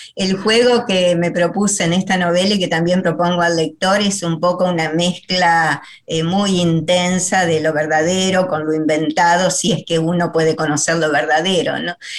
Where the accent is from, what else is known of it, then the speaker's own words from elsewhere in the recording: Paraná, Entre Ríos, Argentina; moved away; yo soy de Paraná